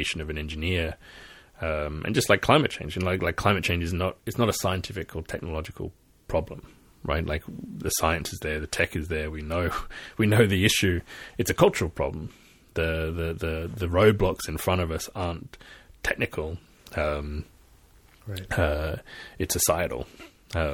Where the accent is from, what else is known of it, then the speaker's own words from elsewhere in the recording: Australia; moved away; I'm Australian originally, and from here I seeing my country burn